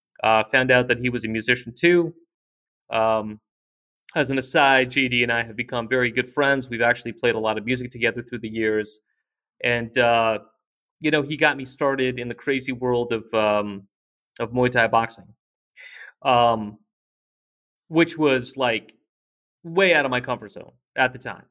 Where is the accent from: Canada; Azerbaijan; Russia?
Russia; born there; moved away; I was born in Russia, and I came here with my mother